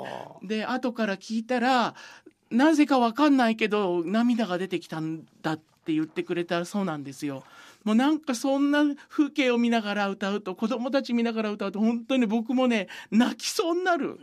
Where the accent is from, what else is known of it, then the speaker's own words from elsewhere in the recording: Sukumo, Kochi, Japan; 僕のふるさとの高知県